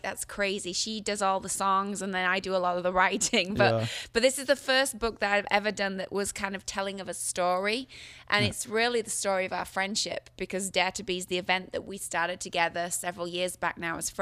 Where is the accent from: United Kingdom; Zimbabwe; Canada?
United Kingdom; Yorkshire and the Humber; I am from Yorkshire.